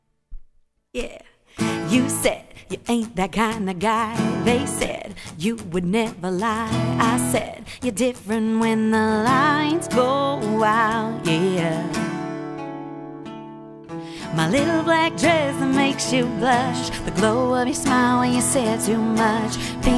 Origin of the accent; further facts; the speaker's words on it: Columbus, Ohio, United States; moved away as an adult; now in North Shore, Massachusetts, United States; I grew up in Columbus, Ohio, moved out here about 12 years ago now